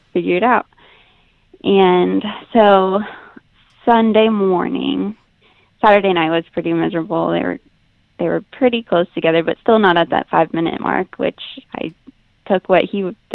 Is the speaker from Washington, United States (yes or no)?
no; Kansas, United States; moved away as an adult; now in Houston area, United States; We are right outside of Houston. We're actually probably an hour, hour and a half outside of Houston, but we're originally from Kansas